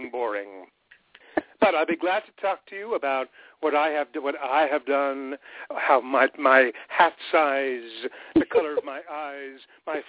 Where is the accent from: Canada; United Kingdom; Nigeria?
Canada; Montreal, Quebec; moved away as an adult; also born or lived in Ottawa, Ontario; I was born in Ottawa. And we very quickly moved to Montreal, and that's where I grew up.